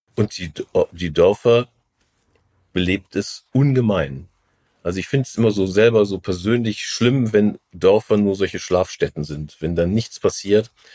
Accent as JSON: {"language": "German", "region": "Rhineland", "country": "Germany", "said": "als Rheinländer"}